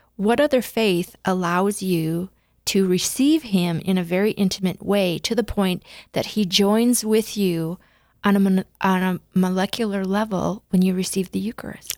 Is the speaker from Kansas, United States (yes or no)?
no; West River, South Dakota, United States; I'm a West River girl